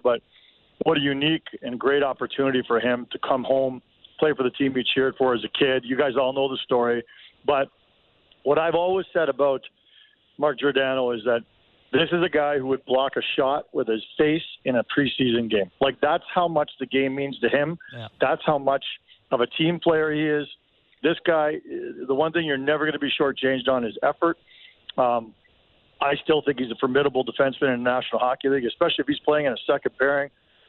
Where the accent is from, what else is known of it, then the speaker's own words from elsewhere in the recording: Toronto, Ontario, Canada; moved away; I'm from Toronto originally.